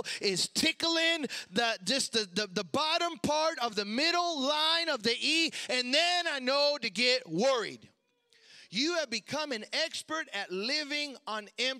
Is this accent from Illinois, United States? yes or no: yes; Chicago, Illinois, United States; growing up in Chicago